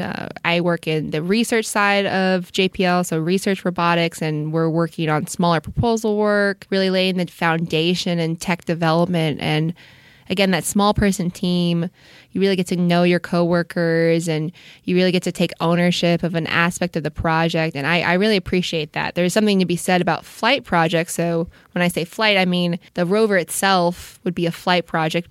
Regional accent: Orange County, California, United States; I grew up in Orange County, uh, so L A proper, not so much, but Southern California has always been my home

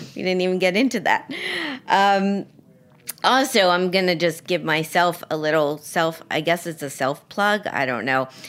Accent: Miami, Florida, United States; moved away; I was down in Miami, which is my hometown, for Thanksgiving

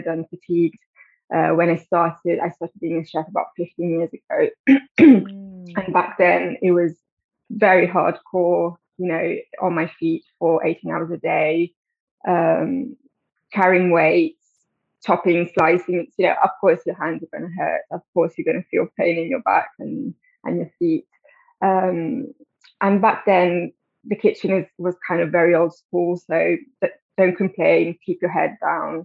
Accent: Italy; moved away as an adult; now in London, United Kingdom; I grew up in Italy, but I've been living in London for 12 years now.

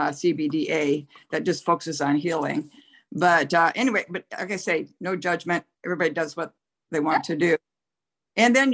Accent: Nebraska, United States; I'm from Nebraska, and our particular parish, the last I knew, still did not allow girls on the altar

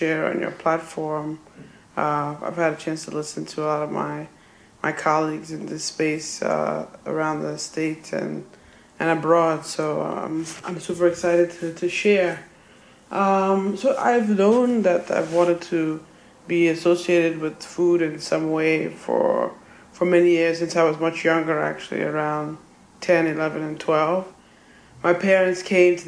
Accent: New York City, New York, United States; I was born in New York City, and I grew up on Roosevelt Island

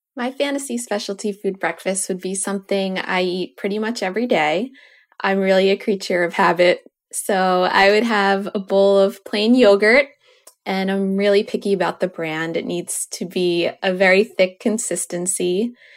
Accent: New York, United States; I grew up in New York, and we would drive into Connecticut

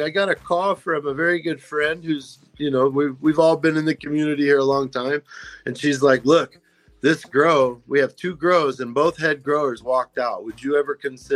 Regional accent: Kansas, United States; also born or lived in Virginia / Topeka, Kansas / Pittsburg, Kansas; now in Arizona, United States; And I'm from Kansas originally, so I grew up on the border right there. I lived in Topeka, group homes in Pittsburgh on the border of Oklahoma.

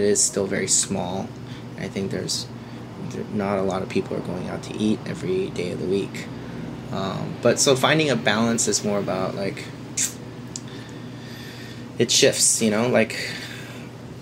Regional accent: Springfield, Oregon, United States; moved away as an adult; also born or lived in Eugene, Oregon / New York; now in Portland, United States; I grew up in Springfield where there's no Korean food whatsoever

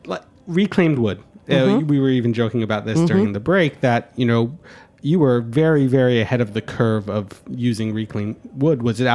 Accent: New York, United States; As a New Yorker

